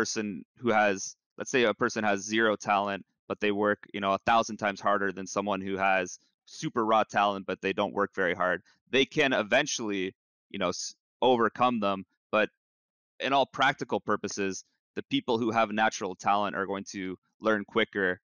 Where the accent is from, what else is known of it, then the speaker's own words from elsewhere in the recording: Canada; as a Canadian